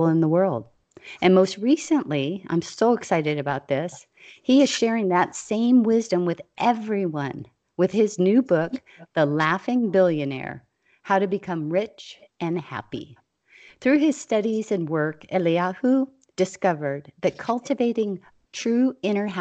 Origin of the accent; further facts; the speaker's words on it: Hawaii, United States; I was a kid growing up in Hawaii